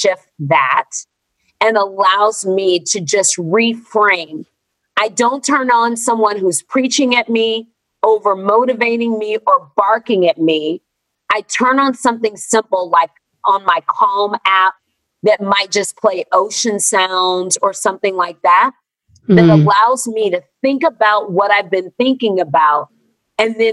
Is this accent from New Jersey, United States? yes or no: no; Texas, United States; moved away as an adult; now in Los Angeles, United States; I'm from Texas. I moved to LA last year, but I'm from Texas.